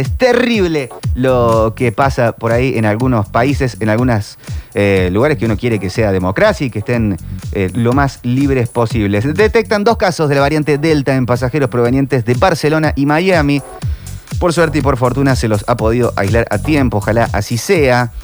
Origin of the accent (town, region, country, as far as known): Córdoba, Argentina